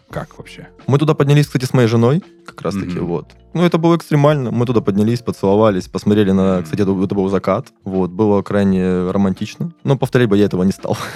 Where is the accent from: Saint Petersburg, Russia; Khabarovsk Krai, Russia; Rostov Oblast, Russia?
Rostov Oblast, Russia; Volgodonsk; сам по себе городок э, очень маленький, простой, спокойный.